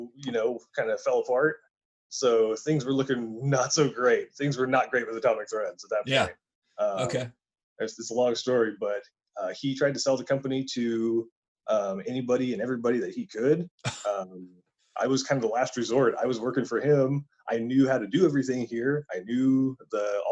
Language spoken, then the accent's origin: English; Mojave Desert, California, United States; moved away as an adult; now in Hayden, United States; I grew up in the high desert in California, in the middle of Mojave Desert